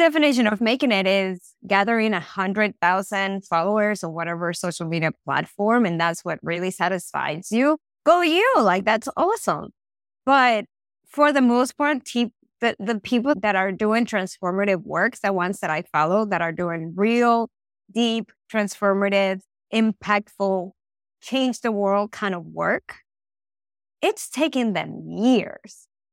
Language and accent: English; Venezuela; moved away; I'm from Venezuela